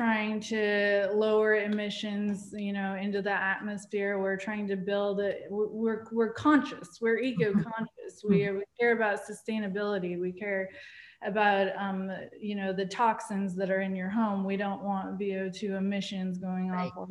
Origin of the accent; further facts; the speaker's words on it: Alaska, United States; moved away as an adult; now in Austin, United States; I'm from Alaska, and I actually grew up on a very small island commercial fishing with my father.